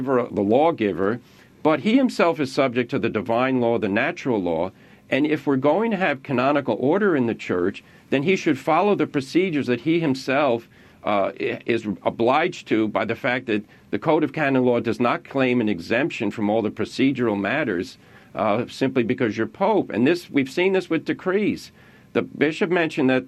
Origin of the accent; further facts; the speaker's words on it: New York City, New York, United States; I was born in Brooklyn. I was baptized in Brooklyn